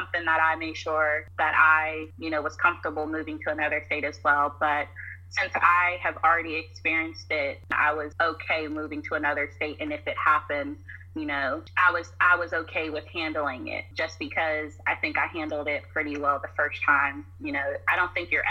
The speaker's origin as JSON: {"language": "English", "region": "North Carolina", "country": "United States", "also_born_or_lived": "Pittsburgh, Pennsylvania", "moved": "yes", "lives_now": "Virginia, United States", "said": "I'm originally from North Carolina"}